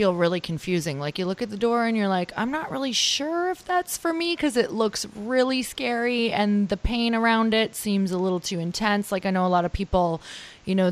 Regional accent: Upper Michigan, United States; I'm from Upper Michigan

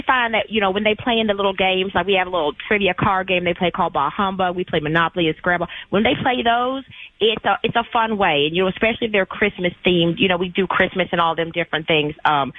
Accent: Texas, United States; now in Arizona, United States; I actually grew up in Texas, and then my family moved to Arizona. So my parents are from Texas, deep south Texas.

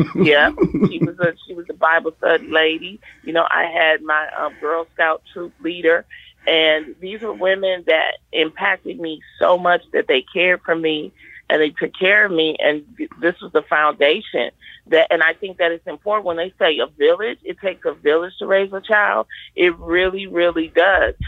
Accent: Detroit, Michigan, United States; I grew up in Detroit in the Brewster Project

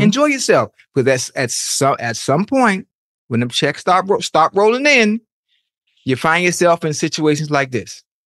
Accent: Miami, Florida, United States; I'm from Miami. You know, you know how Miami folks are. We flashy

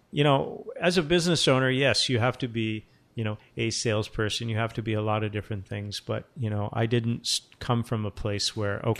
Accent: Portsmouth, New Hampshire, United States; also born or lived in Japan / Seattle / Portland, Oregon; I'm from, I was born in Portsmouth, New Hampshire, and, you know, I've lived in Japan, Seattle, Portland, Oregon.

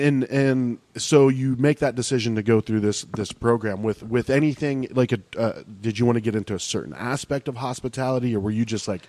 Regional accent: California, United States; especially, you know, growing up in California and then, you know, being in Arizona, you want to be outside.

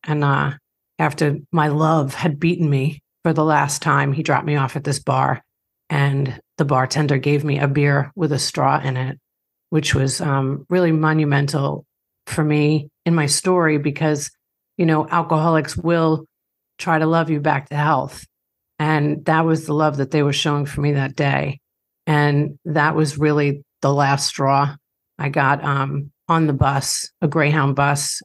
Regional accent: Long Island, New York, United States; grew up in Long Island, New York. I don't have too harsh of an accent because my parents are from Dublin, Ireland

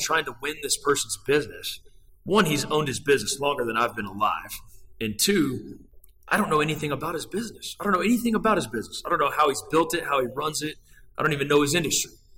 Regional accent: Brownfield, Texas, United States; now in Dallas, United States; I grew up on a farm out in Brownfield, Texas

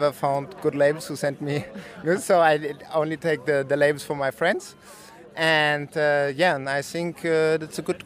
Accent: Frankfurt, Hesse, Germany; now in Berlin, Germany; I'm from Frankfurt, but now I live in Berlin

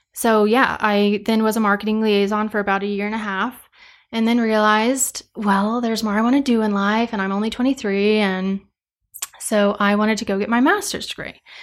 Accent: Cheyenne Wells, Colorado, United States; moved away as an adult; also born or lived in Kit Carson, Colorado; I am from Eastern Colorado, a little town called Cheyenne Wells, um, but I went to school in Kit Carson, so about thirty miles west.

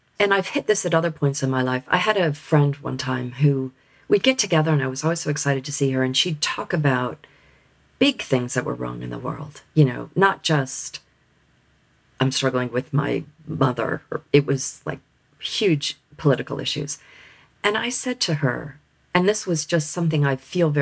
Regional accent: United States; moved away as an adult; now in United Kingdom; I am American

